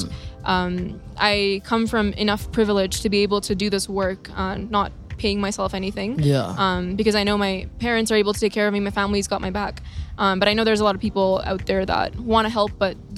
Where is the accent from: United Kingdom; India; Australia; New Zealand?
India; now in Canada; I'm from India originally. I live in Canada right now.